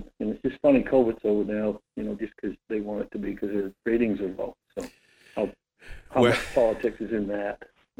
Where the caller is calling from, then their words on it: Homer, United States; … from Homer.